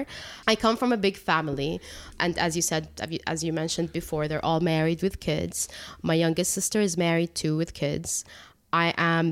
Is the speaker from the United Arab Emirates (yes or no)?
yes; Abu Dhabi, United Arab Emirates; I was born and raised in Abu Dhabi, and I've been working here for the past 10 years